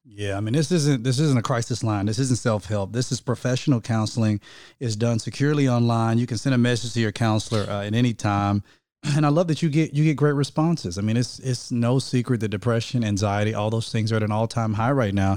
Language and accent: English; United States; I'm American